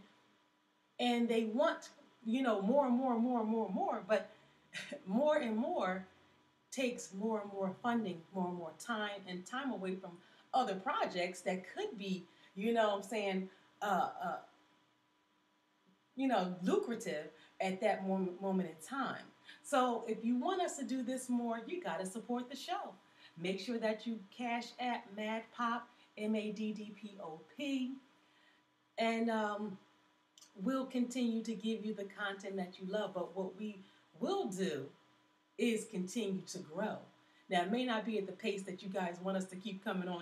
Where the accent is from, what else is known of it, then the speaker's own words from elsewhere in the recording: Philadelphia, Pennsylvania, United States; also born or lived in Virginia; I grew up in Philly. I've been here since I was about 2 years old.